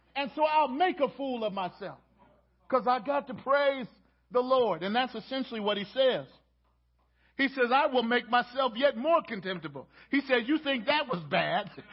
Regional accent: Baltimore, Maryland, United States; moved away; I'm from Baltimore

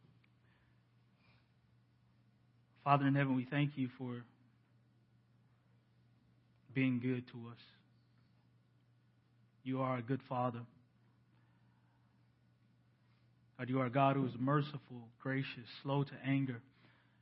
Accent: Decatur, Alabama, United States; moved away; my hometown of Decatur, Alabama

